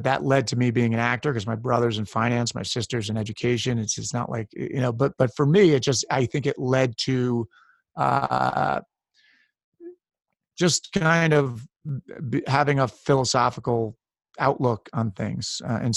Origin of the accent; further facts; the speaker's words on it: Westchester County, New York, United States; I grew up in Westchester County, New York, about an hour north of New York City.